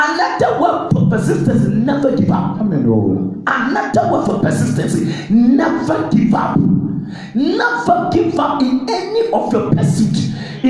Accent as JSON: {"language": "English", "country": "Ghana", "said": "I'm not a Nigerian. I'm a Ghanaian."}